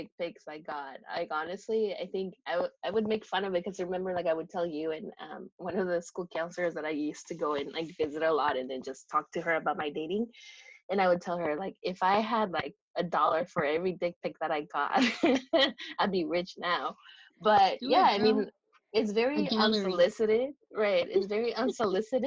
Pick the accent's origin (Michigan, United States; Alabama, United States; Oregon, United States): Oregon, United States; Woodburn; in Woodburn, because I did not want to date anyone from my hometown